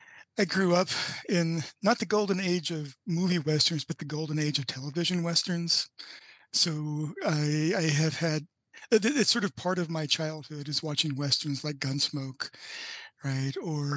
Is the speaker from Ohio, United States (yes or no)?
no; Tennessee, United States; moved away as an adult; also born or lived in Kansas; I grew up in Tennessee.